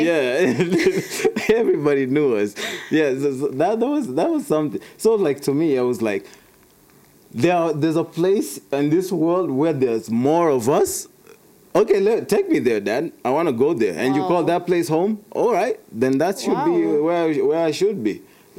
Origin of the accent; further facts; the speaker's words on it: Kenya; born there; also born or lived in United States; I was born in Kenya.